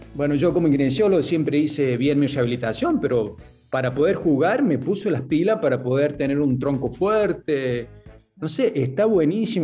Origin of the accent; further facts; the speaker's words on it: interior of San Luis, Argentina; also born or lived in Córdoba; now in San Luis, Argentina; yo soy en realidad del interior de San Luis